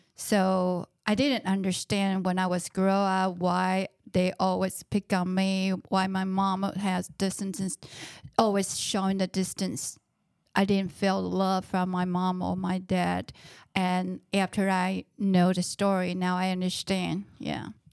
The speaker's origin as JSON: {"language": "English", "country": "Taiwan", "tie": "born or raised there", "moved": "yes", "lives_now": "United States", "said": "I was born in Taiwan and I grew up in Taiwan."}